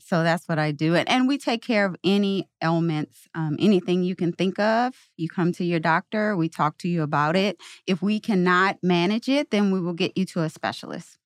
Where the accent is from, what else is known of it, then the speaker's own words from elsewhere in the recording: Louisiana, United States; moved away as an adult; also born or lived in New Orleans, Louisiana; now in St. Louis, United States; I'm from Louisiana, New Orleans was about two hours from my hometown